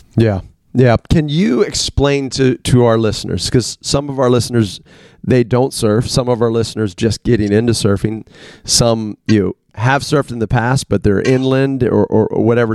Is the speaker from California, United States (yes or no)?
no; Washington, District of Columbia, United States; I grew up in the Washington D.C. area, so I was two hours from the coast.